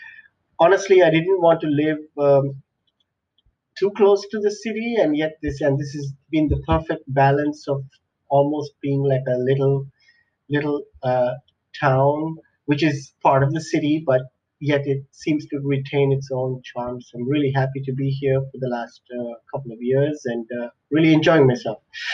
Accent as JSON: {"language": "English", "country": "Sri Lanka", "tie": "born or raised there", "also_born_or_lived": "Middle East", "said": "country called Sri Lanka, which is an island near India, and grew up there. I spent some amount of time growing up in the Middle East because that's where my parents worked."}